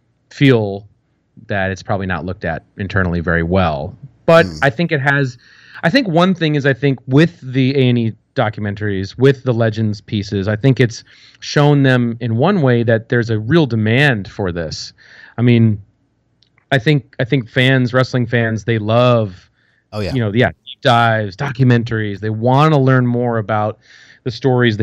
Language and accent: English; United States; I'm American